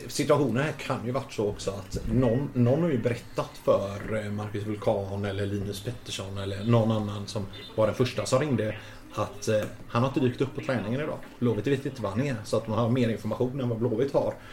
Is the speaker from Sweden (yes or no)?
yes; Gothenburg, Västra Götaland, Sweden; moved away; jag är ju från Hisings Backa